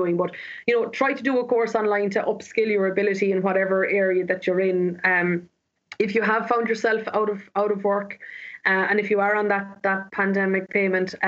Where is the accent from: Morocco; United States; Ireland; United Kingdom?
Ireland; as Irish people